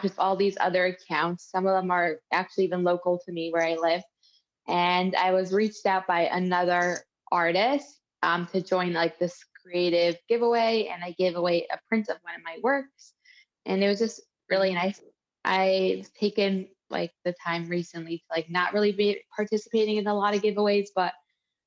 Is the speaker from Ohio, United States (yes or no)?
yes; Cincinnati, Ohio, United States; also born or lived in Detroit, Michigan; I grew up in Cincinnati, Ohio